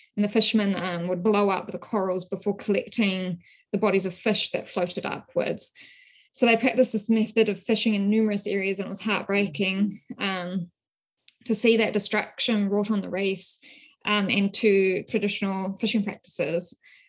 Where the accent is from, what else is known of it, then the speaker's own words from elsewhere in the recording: West Papua, Indonesia; also born or lived in New Zealand; So as you might be able to tell from my accent, I'm originally from New Zealand. My research in this field, it's really emerged from my experiences growing up in West Papua.